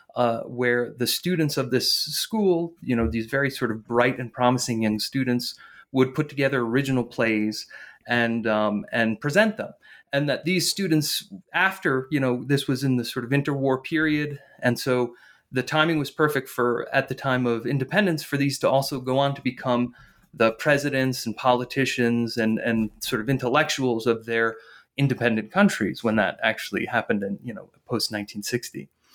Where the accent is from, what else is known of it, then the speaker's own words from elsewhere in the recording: northern New Jersey, United States; I grew up in in northern New Jersey